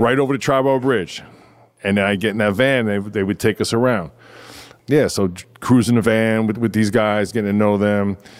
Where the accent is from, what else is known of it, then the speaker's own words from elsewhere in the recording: New York City, New York, United States; I grew up in Flatbush